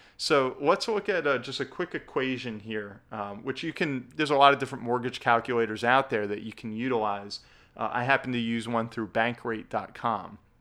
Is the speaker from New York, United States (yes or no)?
no; New Jersey, United States; my home state of New Jersey, we've got the highest property taxes in the country